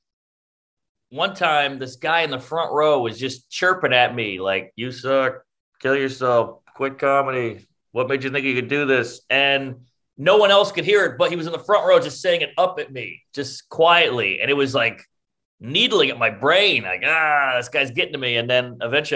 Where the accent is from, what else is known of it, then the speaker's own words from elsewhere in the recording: New Orleans, Louisiana, United States; now in New York, United States; growing up in New Orleans